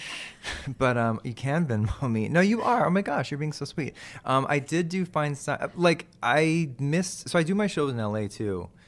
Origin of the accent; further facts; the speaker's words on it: Texas, United States; moved away; I'm from Texas